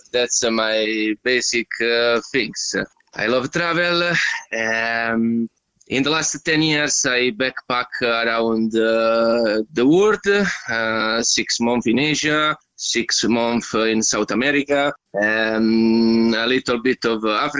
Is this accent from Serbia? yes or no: no; Italy; moved away as an adult; also born or lived in England / Germany; from Italy. I am 36 at the moment.